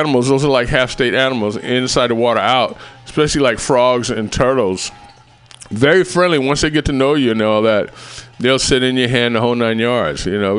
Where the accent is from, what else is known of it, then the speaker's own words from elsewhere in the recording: San Diego, California, United States; born there; also born or lived in Japan / Alameda / Los Angeles; now in Oakland, United States; I mean, I was born in San Diego.